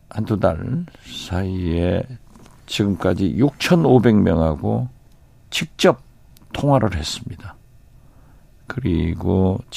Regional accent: Haenam, Wando, Jindo area, South Jeolla, South Korea; also born or lived in Mokpo; 제 고향이죠.

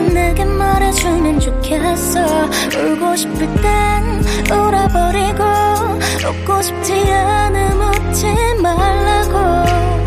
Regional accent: Gyeonggi Province, South Korea; 저는요, 경기도인데요.

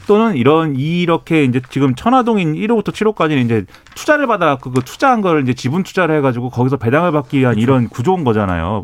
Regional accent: Suwon, Gyeonggi Province, South Korea; 수원 출신, 네, 수원에서 초, 중, 고, 대학교 다 나온

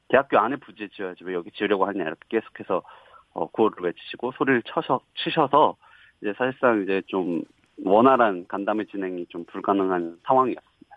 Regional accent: Suwon, Gyeonggi Province, South Korea; moved away as an adult; now in Seoul, South Korea; 저는 수원에 살고 있, 습니다

